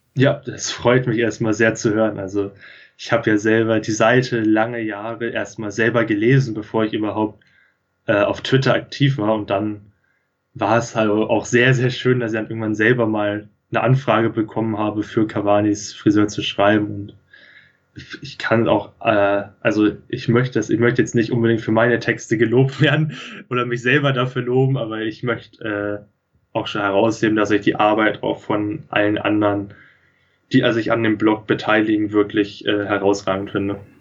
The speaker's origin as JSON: {"language": "German", "area": "near Lüneburg", "region": "Lower Saxony", "country": "Germany", "tie": "born or raised there", "said": "ich komme hier aus der Nähe von Lüneburg, bin hier auf dem Dorf aufgewachsen"}